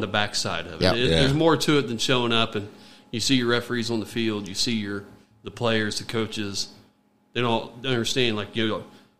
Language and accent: English; Gas City, Indiana, United States; moved away as an adult; I am from Gas City. I went to graduated in 1989 from Miss Central High School, left shortly thereafter, thought I'd never come back to Gas City.